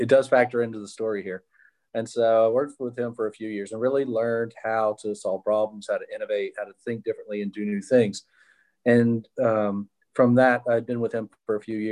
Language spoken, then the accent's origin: English; Mobile, Alabama, United States; I was born here in Mobile and grew up in the public school system